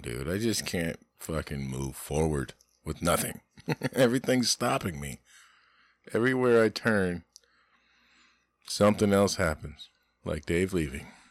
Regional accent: Florida, United States; I'm an American, that's my house. I live in, I'm a Floridian

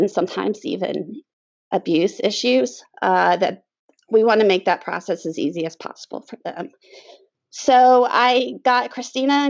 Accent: the Triangle, North Carolina, United States; So I was raised pretty much in the Triangle. I've lived here almost all my life, except for 2 years.

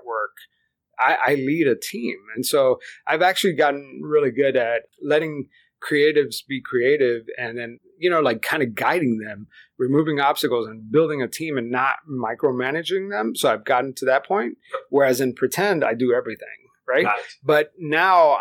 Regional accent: Miami, Florida, United States; first language Spanish; English is a second language; I grew up in South Florida, in Miami, where English is really optional.

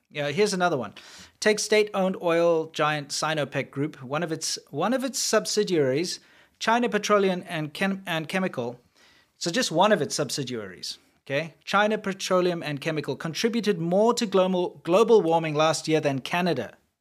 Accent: South Africa; moved away; I'm from South Africa

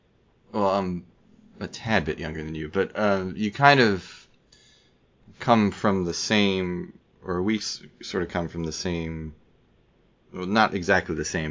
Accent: New Jersey, United States; But I grew up in the North. I grew up in New Jersey and, you know, basically surrounded by Catholic, you know, Irish Catholics, Italian Catholics, Polish Catholics.

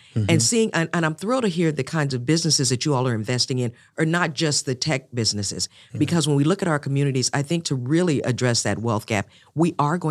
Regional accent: Oklahoma, United States; in Oklahoma, my home state

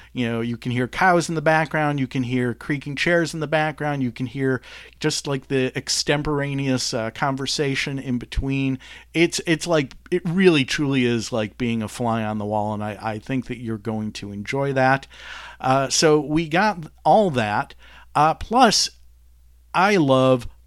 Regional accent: Detroit, Michigan, United States; growing up in Detroit, 20 minutes away from the Canadian border

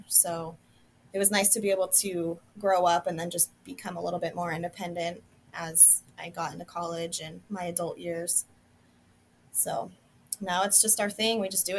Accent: Montana, United States; I'm born and raised in Montana.

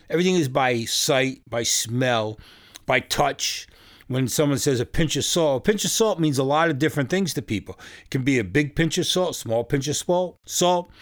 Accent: New York, United States; now in Fresno, United States; I live in California now. I come from New York.

